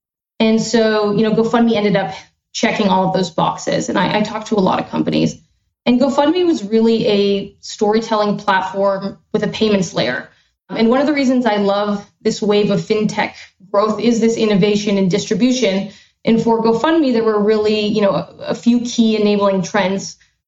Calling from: San Francisco, California, United States; I am calling in from San Francisco, where the fog just rolled out

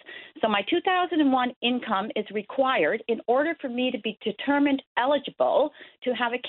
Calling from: Roddington, Newfoundland and Labrador, Canada; I'm calling you from Roddington

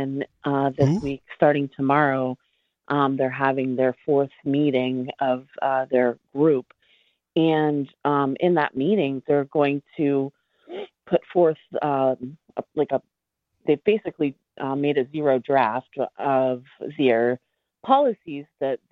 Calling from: Delaware, United States; I'm calling from Delaware

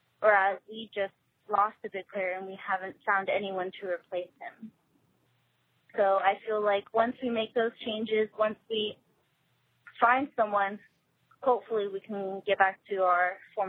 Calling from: Visalia, California, United States; from Visalia. I'm 17.

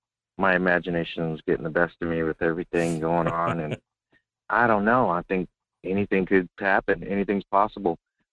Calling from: Fairbanks, Alaska, United States; Morning, Michael. Hey, it's your essential worker here in Fairbanks, Alaska

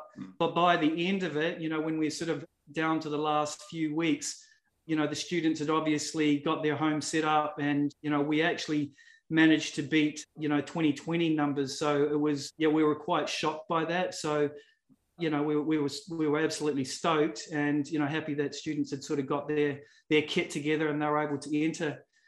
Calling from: Adelaide, South Australia, Australia; I'm dialing in from South Australia. So for those people that haven't been to Australia before, I'm in a city called Adelaide.

